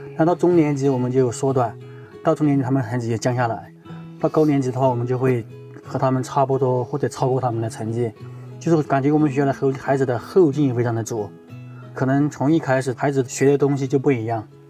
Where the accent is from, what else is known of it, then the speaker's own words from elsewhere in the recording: China; 我们这个中国人感觉不可思议